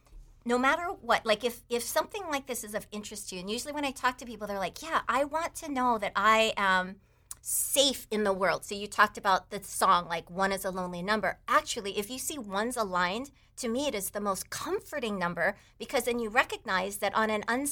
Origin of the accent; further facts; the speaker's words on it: Taiwan; English is a second language; but I grew up in Taiwan with a bunch of Chinese relatives, so I was mostly just this Chinese kid that went to American school. But I spoke Chinese most of my growing up years.